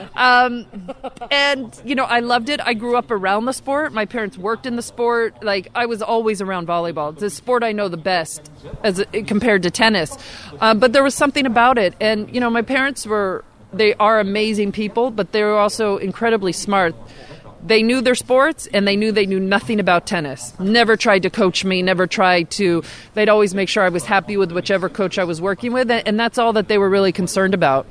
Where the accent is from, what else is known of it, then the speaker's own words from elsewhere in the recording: California, United States; I grew up in California.